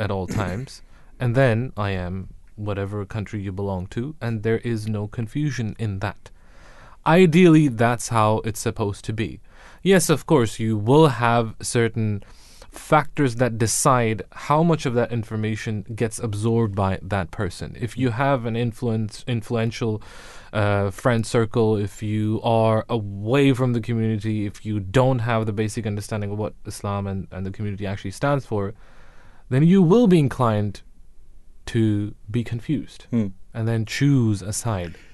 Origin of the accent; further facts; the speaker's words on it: United Kingdom; I am British